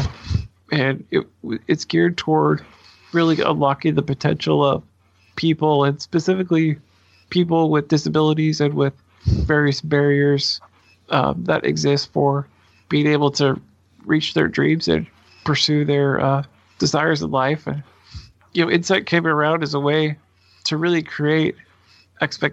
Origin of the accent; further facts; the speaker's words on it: Portland, Oregon, United States; I'm a native Oregonian, fourth, fifth generation, something like that, born and raised in the Portland area